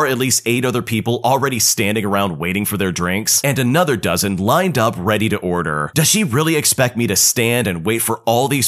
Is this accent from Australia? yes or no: yes; Australia; Now, I'm Australian, so any fellow Australians, please do not come for me.